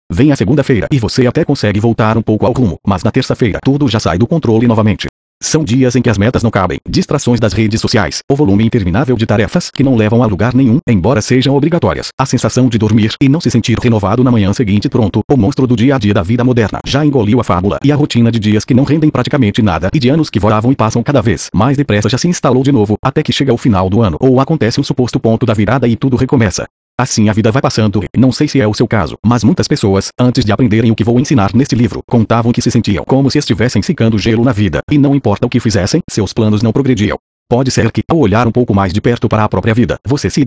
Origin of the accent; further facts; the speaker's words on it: Rio de Janeiro, Brazil; born there; Sou filho do Jerônimo e da Célia e nasci em Botafogo, no Rio de Janeiro.